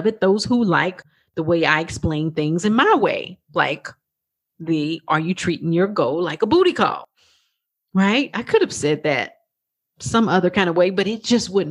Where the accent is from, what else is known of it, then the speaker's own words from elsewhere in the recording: Texas, United States; accent: twang; also born or lived in New York; I'm from Texas. I know you can hear that little twang in my voice